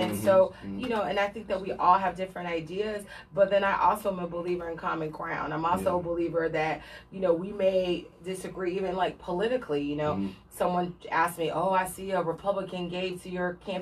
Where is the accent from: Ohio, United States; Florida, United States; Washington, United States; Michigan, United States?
Florida, United States; Pinellas County; growing up in Pinellas County